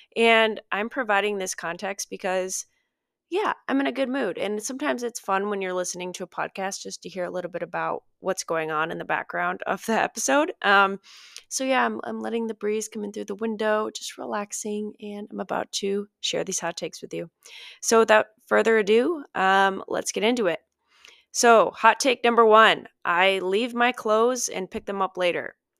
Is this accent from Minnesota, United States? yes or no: yes; Minnesota, United States; I grew up in Minnesota